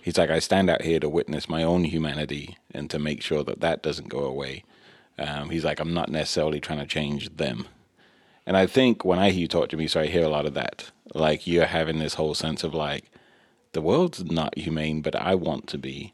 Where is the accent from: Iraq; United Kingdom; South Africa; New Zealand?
United Kingdom; England; when I was growing up in England